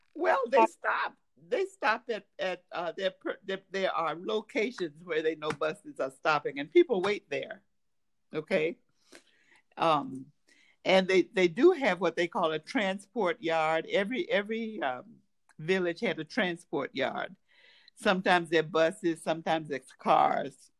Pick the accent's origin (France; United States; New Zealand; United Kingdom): United States; I was a guest from the United States